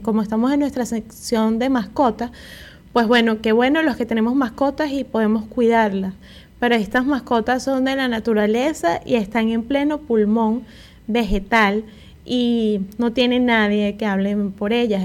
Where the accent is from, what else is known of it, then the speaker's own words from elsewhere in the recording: Venezuela; moved away; en mi país habían unas pastillas